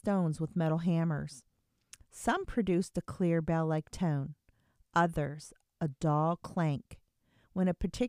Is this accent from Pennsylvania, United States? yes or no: yes; Lehigh Valley, Pennsylvania, United States; I am from the Lehigh Valley part of Pennsylvania